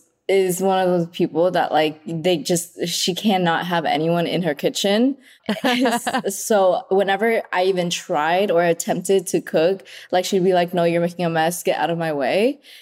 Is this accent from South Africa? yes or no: no; Vietnam; moved away; Okay, so growing up in Vietnam, like that Vietnamese food was just like regular food.